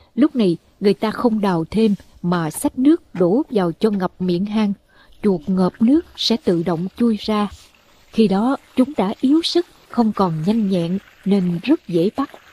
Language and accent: Vietnamese; Mekong Delta, Vietnam; moved away; các món ở quê tôi thường chế biến từ chuột